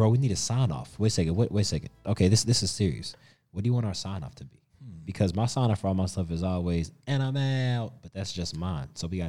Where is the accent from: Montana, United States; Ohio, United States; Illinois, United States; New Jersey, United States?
Ohio, United States; Cincinnati; moved away; I'm from Cincinnati, and Cincinnati's don't like Clevelanders. Cincinnatians don't bang with Clevelanders. So I'm like, I'm from Cincinnati.